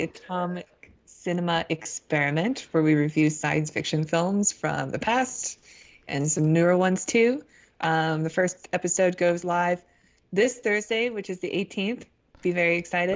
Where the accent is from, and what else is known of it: United States